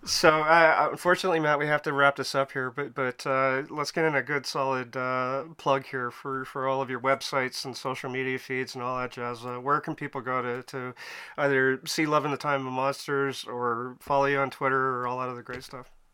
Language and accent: English; Canada; I'm Canadian, so it must be the crazy weather up here